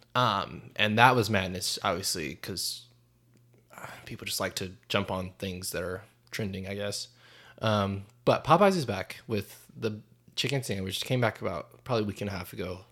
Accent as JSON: {"language": "English", "region": "North Carolina", "country": "United States", "tie": "born or raised there", "said": "I grew up in North Carolina"}